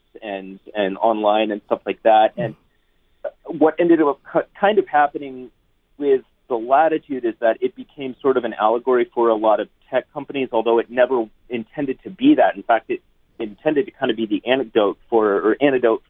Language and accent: English; San Francisco, California, United States; moved away; I was born in San Francisco as well. I left and then came back